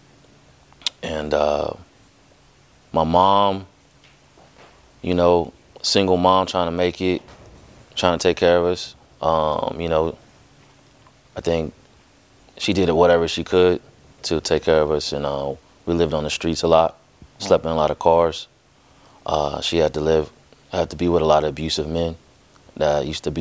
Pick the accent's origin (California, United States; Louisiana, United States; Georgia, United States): California, United States; Los Angeles; I was born in South Central Los Angeles. Born and raised off of Florence and Normandy. That's where I grew up